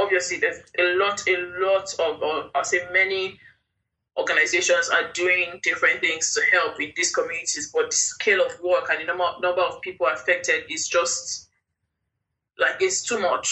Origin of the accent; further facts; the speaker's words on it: Jos, Plateau, Nigeria; I grew up in Jos